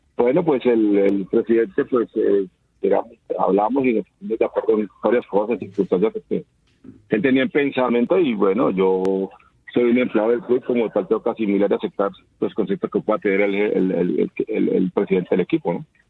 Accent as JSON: {"language": "Spanish", "region": "Tolima", "country": "Colombia", "said": "en mi tierra, en mi casa"}